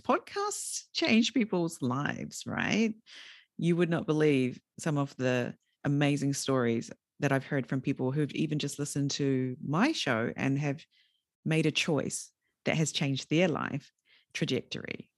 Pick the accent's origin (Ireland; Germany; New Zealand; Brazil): New Zealand; moved away as an adult; also born or lived in Fukushima Prefecture, Japan; now in Fukushima, Japan; when I was a junior high school student, so sort of twelve, thirteen years old in a very rural area of New Zealand